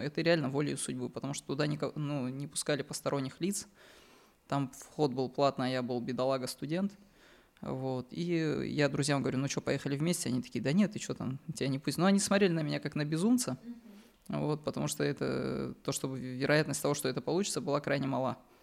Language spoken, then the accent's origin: Russian; Dagestan, Russia; now in Moscow Oblast, Russia; я из Дагестана